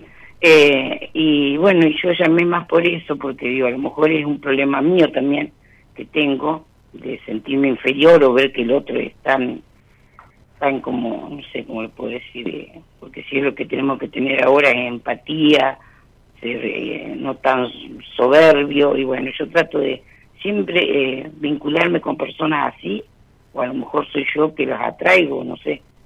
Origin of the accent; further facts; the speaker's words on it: La Pampa, Argentina; De La Pampa, de un pueblo de La Pampa